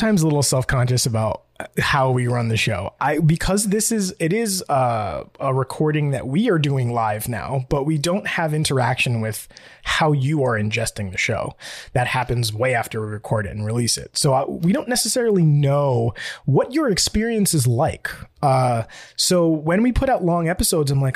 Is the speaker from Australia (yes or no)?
no; New York, United States; I'm from New York